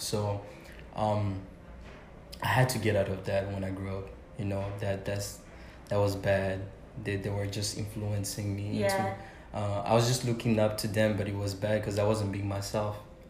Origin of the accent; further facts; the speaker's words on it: Belgium; I grew up in Belgium